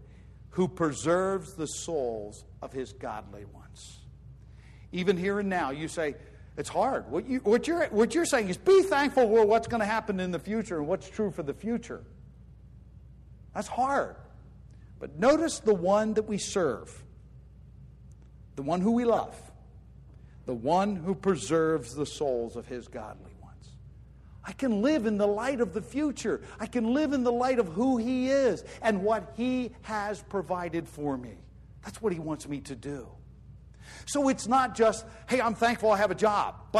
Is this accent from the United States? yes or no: yes; United States; I'm an American citizen.